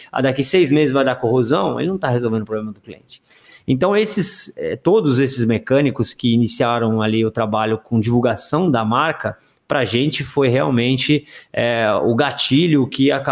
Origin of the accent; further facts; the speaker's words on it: Rio Grande do Sul, Brazil; now in São Paulo, Brazil; eu vim do Rio Grande do Sul, no Rio Grande do Sul eu trabalhava lá com representante e atendia Tirreno lá